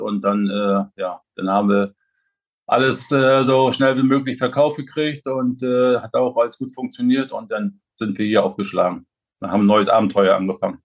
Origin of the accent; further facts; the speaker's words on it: Güstrow, Mecklenburg-Vorpommern, Germany; moved away; meine Gegend, wo ich herkomme, Güstrow, unsere Region